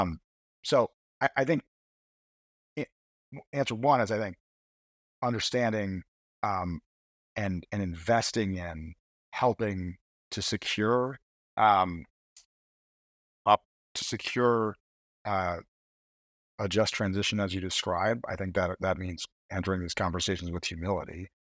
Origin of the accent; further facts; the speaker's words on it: Schenectady, New York, United States; I grew up in Schenectady